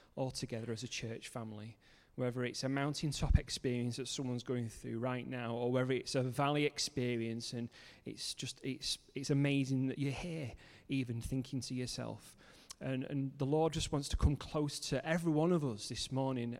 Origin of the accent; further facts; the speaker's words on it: Manchester, North West England, United Kingdom; moved away as an adult; also born or lived in Cumbria; now in Kendal, United Kingdom; I'm originally from Manchester